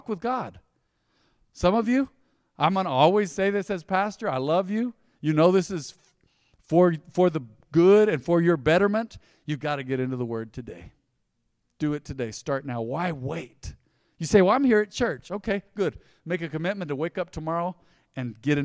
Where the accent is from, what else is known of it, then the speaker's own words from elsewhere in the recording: United States; We were raised on the South Side. There's a kinship of those that were raised on the South Side here